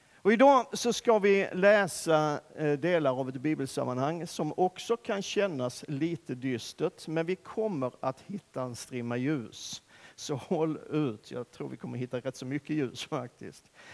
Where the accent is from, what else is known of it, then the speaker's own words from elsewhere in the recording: Sweden; vi svenskar